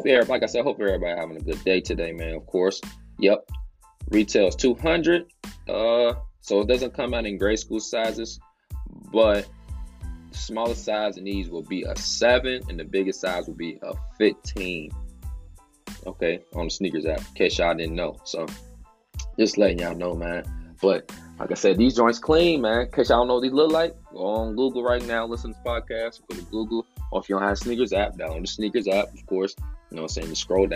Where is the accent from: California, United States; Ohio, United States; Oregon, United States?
Ohio, United States; Cincinnati; I'm from Cincinnati, by the way, in case y'all didn't know. From Cincinnati.